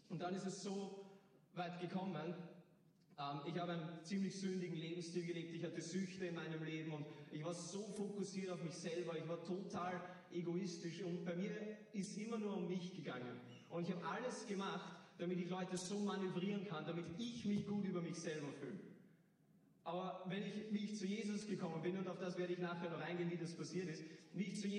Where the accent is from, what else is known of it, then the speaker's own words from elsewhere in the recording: Hagenbrunn, Lower Austria, Austria; ich bin 19 Jahre alt. Ich, ich komme aus Hagenbrunn.